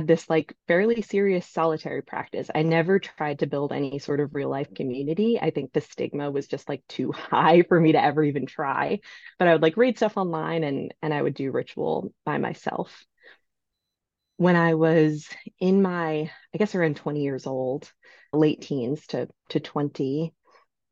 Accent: New York City, New York, United States; I'm from New York. I'm from New York City, and I grew up in a, I would say, fairly Catholic family

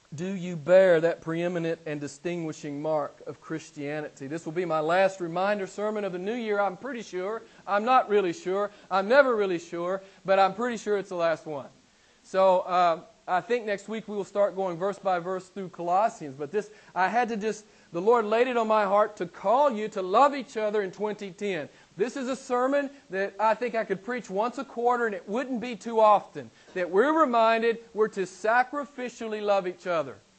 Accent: the Bible Belt, United States; I'm from the States and I live in, a, in an area of the States called the Bible Belt

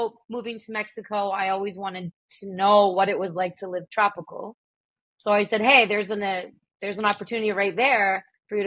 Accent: Ottawa, Ontario, Canada; I grew up in Ottawa

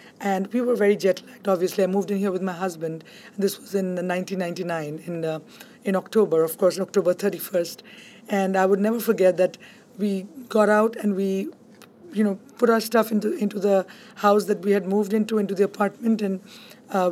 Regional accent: Kolkata, West Bengal, India; moved away as an adult; now in Hudson County, United States; I grew up in Calcutta in India, and it's supposed to be the cultural hub of India.

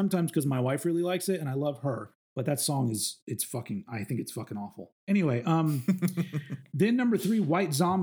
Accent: the South, United States; growing up in the South in that time period

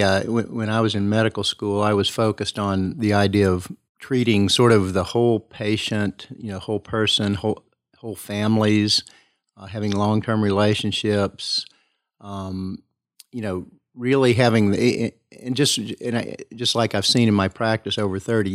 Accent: Kingsport, Tennessee, United States; I was raised in Kingsport.

